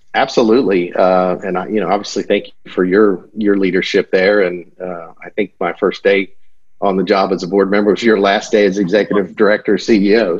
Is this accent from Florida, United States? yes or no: yes; Fort Myers, Florida, United States; I grew up in the Fort Myers area